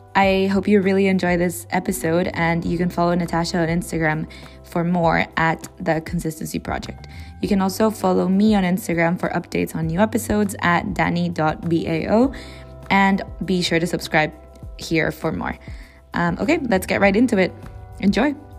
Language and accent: English; Peru; I grew up in Peru